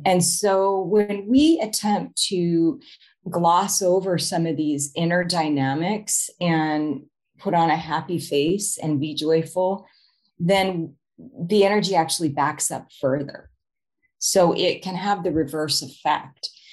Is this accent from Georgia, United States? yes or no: no; Arizona, United States; moved away as an adult; also born or lived in Chicago; move to chicago from my home state of arizona